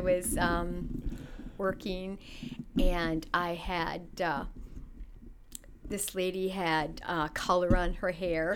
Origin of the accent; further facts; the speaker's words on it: St. Paul, Minnesota, United States; I grew up on the east side of St. Paul, Minnesota.